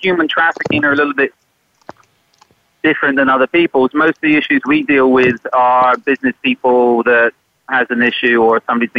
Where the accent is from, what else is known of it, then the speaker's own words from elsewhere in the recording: Cornwall, South West England, United Kingdom; moved away as an adult; also born or lived in Northern Ireland; now in South Florida, United States; I grew up in Cornwall. I joined the military at 17.